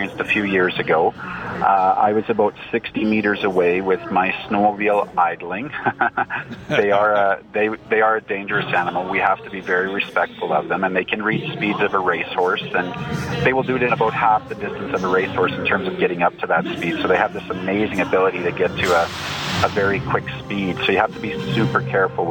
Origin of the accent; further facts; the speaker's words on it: Canada; as a Canadian